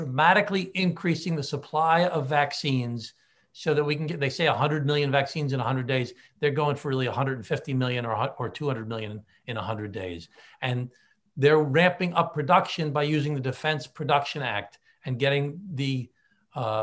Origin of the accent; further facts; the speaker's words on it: Glen Cove, New York, United States; my hometown of Glen Cove